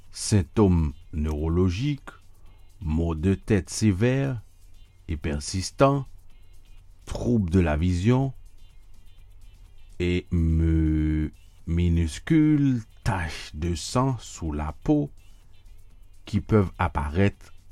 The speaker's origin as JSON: {"language": "French", "country": "United States", "said": "je dois vous dire que si vous ne le savez pas, que j'habite à New York, je vis aux États-Unis, je suis américain et je ne suis pas en Europe."}